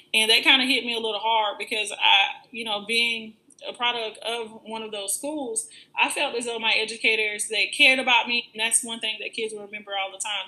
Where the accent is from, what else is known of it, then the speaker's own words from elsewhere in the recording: Florida, United States; I am from Florida. Um, I've been in Florida my entire life